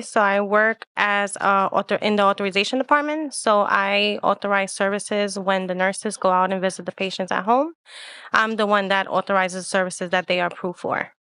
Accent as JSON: {"language": "English", "town": "New York City", "region": "New York", "country": "United States", "tie": "born or raised there", "said": "I am Puerto Rican, and I was born and raised in Manhattan"}